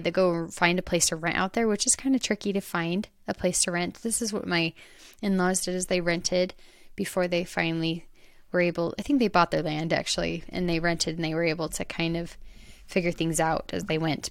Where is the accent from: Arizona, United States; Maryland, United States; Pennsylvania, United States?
Arizona, United States; now in Utah, United States; I'm from Arizona, so I'm used to that, the dry, open, more dirt